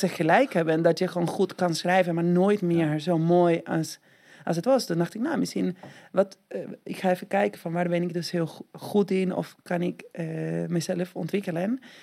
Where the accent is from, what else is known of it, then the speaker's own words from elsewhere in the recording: Argentina; Dutch is a second language; moved away as an adult; now in Netherlands; Ik kom uit Argentinië en dan woon ik in Nederland ja, bijna 20 jaar. Eh, maar toen ik dertien was, woonde ik in Argentinië.